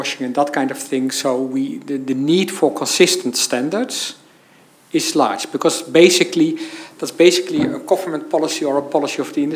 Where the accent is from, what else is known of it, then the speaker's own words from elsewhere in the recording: Netherlands; I'm from the Netherlands, the country of the big pension funds